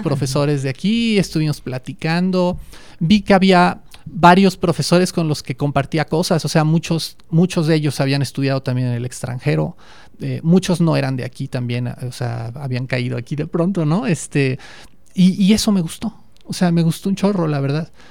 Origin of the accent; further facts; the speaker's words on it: Mexico; also born or lived in Davis, California, United States; yo quería volver a México